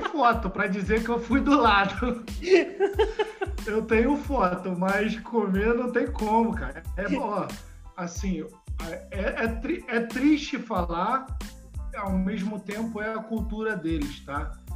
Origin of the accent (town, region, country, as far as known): Brazil; moved away as an adult; also born or lived in China